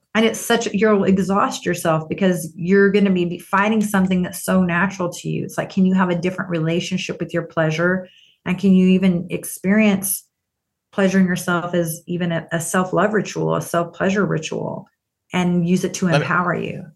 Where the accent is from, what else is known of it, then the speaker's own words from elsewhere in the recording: Texas, United States; I grew up in Texas